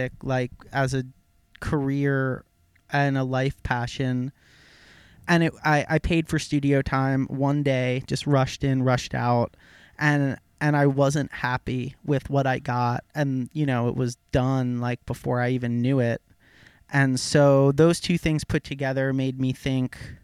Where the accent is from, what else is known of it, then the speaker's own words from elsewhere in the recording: Cream Ridge, New Jersey, United States; I was born and raised in Cream Ridge, New Jersey.